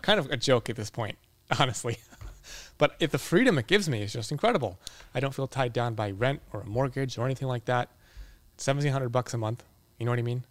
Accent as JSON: {"language": "English", "town": "Boston", "region": "Massachusetts", "country": "United States", "moved": "yes", "lives_now": "Los Angeles, United States", "said": "I'm from Boston"}